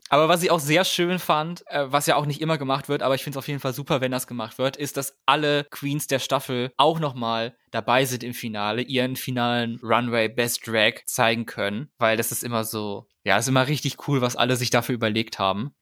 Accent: Germany; bei uns in Deutschland

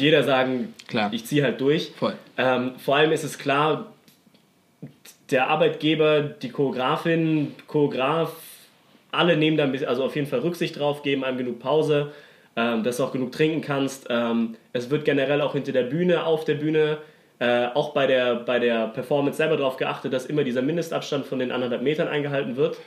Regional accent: Stuttgart, Baden-Württemberg, Germany; Ich komme aus Stuttgart

